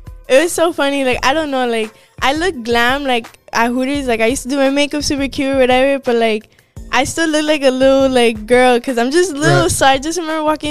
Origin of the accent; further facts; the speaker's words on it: Miami, Florida, United States; I was born in Miami